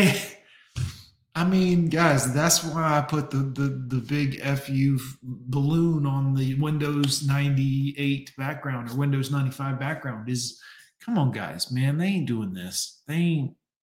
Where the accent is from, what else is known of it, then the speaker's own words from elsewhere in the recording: United States; I'm American.